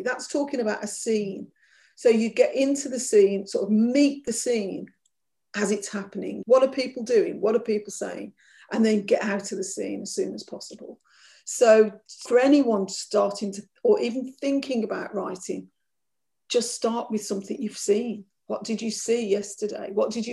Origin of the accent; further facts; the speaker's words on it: Birmingham, West Midlands, United Kingdom; growing up as an Irish child in Birmingham